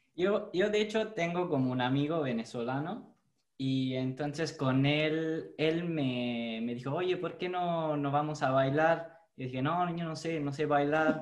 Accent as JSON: {"language": "Spanish", "country": "Italy", "second_language": "Spanish", "said": "soy italiano. De hecho, el español no es mi, mi primer idioma"}